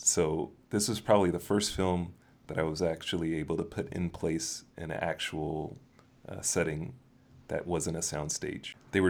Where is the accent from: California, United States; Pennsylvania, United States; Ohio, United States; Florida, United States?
Florida, United States; Miami; moved away; Growing up in Miami, you can't help but go to a Dolphins game.